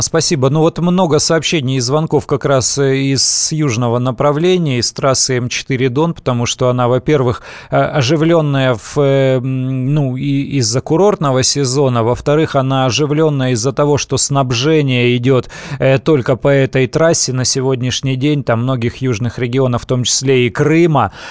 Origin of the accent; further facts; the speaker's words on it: Siberia, Russia; moved away; сам э, родом из Сибири